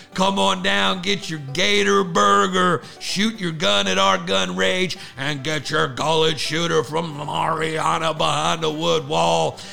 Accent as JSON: {"language": "English", "region": "New York", "country": "United States", "said": "we're from New York"}